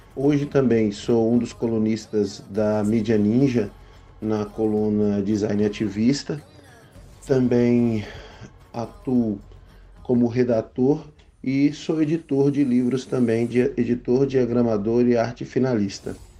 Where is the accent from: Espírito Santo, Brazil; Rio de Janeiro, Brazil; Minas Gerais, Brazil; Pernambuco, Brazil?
Pernambuco, Brazil; Petrolina; also born or lived in São Paulo; eu sou nascido em São Paulo, mas eu cresci numa cidade chamada Petrolina, no interior de Pernambuco, no Vale do São Francisco